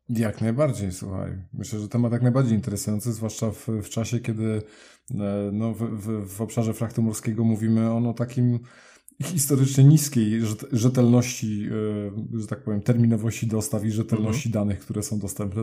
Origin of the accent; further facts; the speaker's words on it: Poznań, Greater Poland, Poland; pochodzimy w sumie obydwaj z Poznania